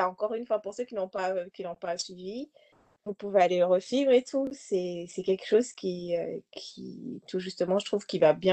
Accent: DR Congo; elle a parlé en fait de l'Est du Congo, bon, moi, forcément, je viens du Congo

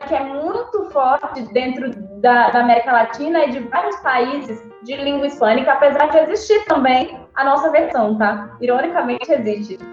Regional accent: Brazil

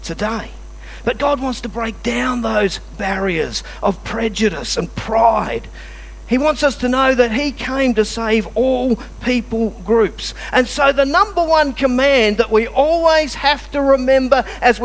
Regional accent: Scotland, United Kingdom; I was born in Scotland, brought up with that heritage.

